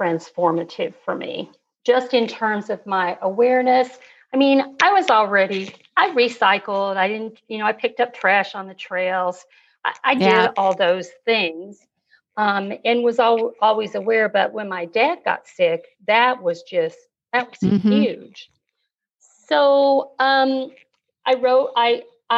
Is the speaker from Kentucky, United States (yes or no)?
yes; Kentucky, United States; also born or lived in Wyoming; my dad was transferred to Kentucky when I was about 8 years old.